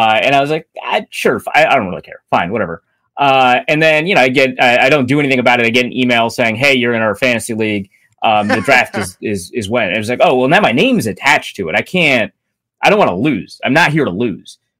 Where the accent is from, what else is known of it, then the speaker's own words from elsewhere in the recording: North Dakota, United States; moved away; also born or lived in Minnesota; So I was born and raised in North Dakota, lived in Minnesota for most of my life.